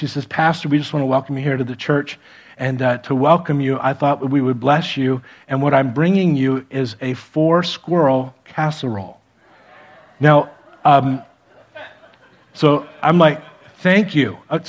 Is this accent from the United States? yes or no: yes; Miami, Florida, United States; moved away as an adult; also born or lived in Defiance, Ohio; I grew up in Miami